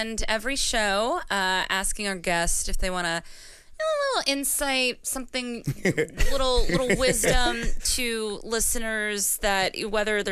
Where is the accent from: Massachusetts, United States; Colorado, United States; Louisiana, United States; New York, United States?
Massachusetts, United States; Boston; moved away; I'm from Massachusetts, Boston